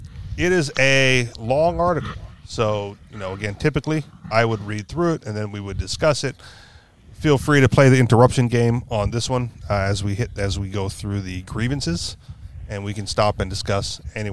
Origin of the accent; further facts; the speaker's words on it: Hawaii, United States; Growing up in Hawaii gave me special appreciation of our home, water, and precious natural resources.